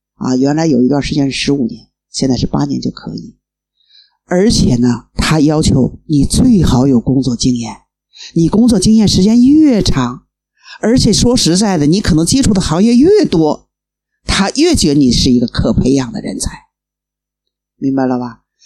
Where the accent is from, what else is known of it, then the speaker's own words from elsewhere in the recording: Beijing, China; 我从北京过来